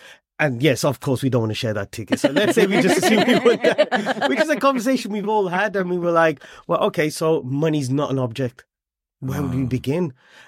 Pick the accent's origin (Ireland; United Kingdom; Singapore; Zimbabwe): United Kingdom; we could talk about our journey as British Punjabi.